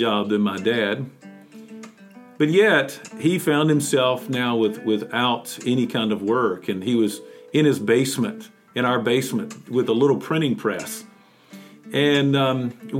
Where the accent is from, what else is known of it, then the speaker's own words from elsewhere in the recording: Mount Airy, North Carolina, United States; a glass company there in my hometown